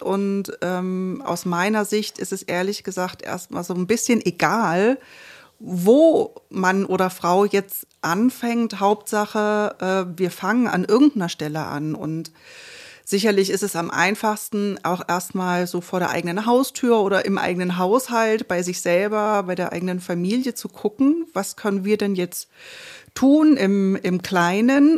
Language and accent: German; Görlitz, Saxony, Germany; moved away as an adult; now in Leipzig, Germany; in meiner Heimatstadt Görlitz